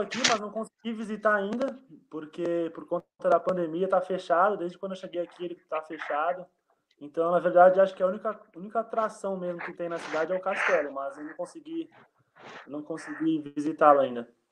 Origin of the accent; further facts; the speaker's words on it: Embu das Artes, São Paulo, Brazil; moved away as an adult; also born or lived in Uberlândia; now in Bytów, Poland; eu não sou de Uberlândia não, cara, eu sou de Embu das Artes, São Paulo.